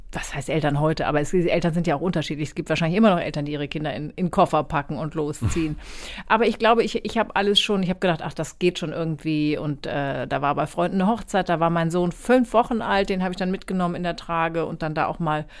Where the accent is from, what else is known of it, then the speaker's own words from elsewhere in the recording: Kiel, Schleswig-Holstein, Germany; now in Hamburg, Germany; Ich bin ja gebürtige Schleswig-Holsteinerin